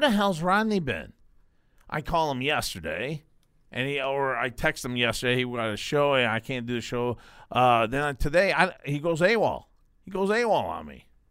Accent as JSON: {"language": "English", "town": "Binghamton", "region": "New York", "country": "United States", "said": "I'm from Bingham to New York."}